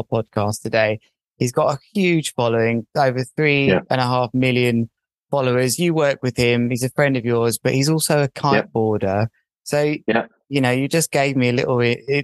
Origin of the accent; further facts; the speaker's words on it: Worthing, South East England, United Kingdom; my hometown of Worthing